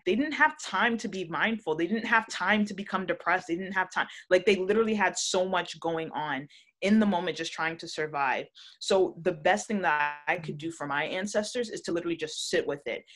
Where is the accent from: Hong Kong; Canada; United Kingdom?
Canada; Toronto, Ontario; I was born in Canada, but my family is Jamaican through and through